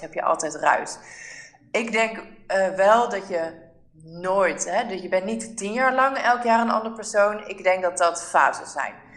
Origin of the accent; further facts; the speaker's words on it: Netherlands; wij als Nederlanders